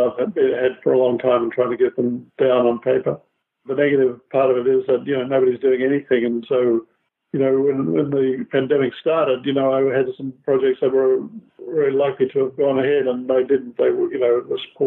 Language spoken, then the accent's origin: English; Australia; moved away; also born or lived in New Zealand / America; I was born in Australia, and then I was actually going to be a geologist, and I went to New Zealand and finished up living there